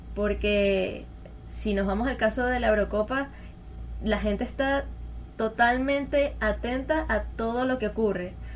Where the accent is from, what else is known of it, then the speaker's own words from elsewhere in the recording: Venezuela; como venezolana